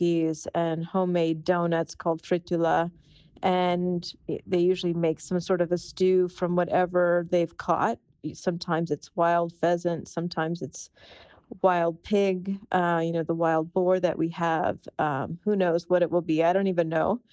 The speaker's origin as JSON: {"language": "English", "country": "United States", "also_born_or_lived": "California / New York", "moved": "as an adult", "lives_now": "Labin, Croatia", "said": "I'm originally from California and New York in the United States."}